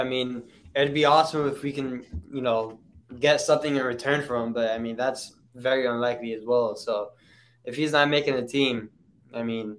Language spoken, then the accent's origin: English; Miami, Florida, United States; I've said on Twitter that I live in Miami. Like, I'm clearly from Miami